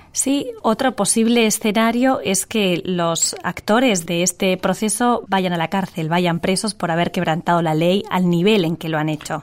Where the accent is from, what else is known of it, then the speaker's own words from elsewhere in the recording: Catalonia, Spain; Hay muchos catalanes que somos catalanistas, pero no somos independentistas